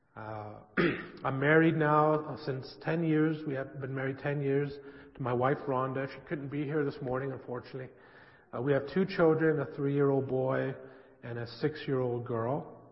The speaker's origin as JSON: {"language": "English", "town": "San Francisco", "region": "California", "country": "United States", "tie": "born or raised there", "said": "I grew up in San Francisco in a Jewish family"}